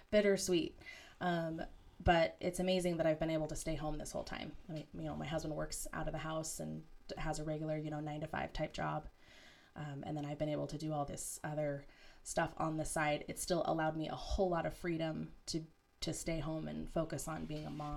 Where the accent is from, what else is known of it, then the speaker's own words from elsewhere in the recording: Boise, Idaho, United States; now in Pocatello, United States; I was born and raised in Boise, Idaho.